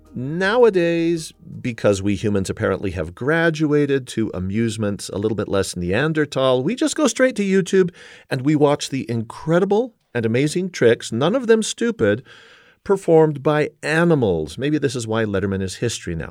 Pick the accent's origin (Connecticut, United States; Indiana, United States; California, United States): California, United States; Southern; I grew up in Southern California